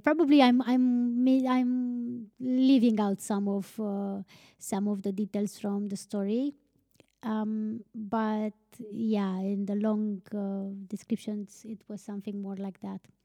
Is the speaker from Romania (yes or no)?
yes; Romania; we're from Romania